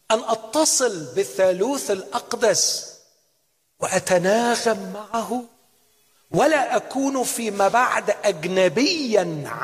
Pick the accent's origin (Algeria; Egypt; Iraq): Egypt; عندنا في مصر نقول الاجانب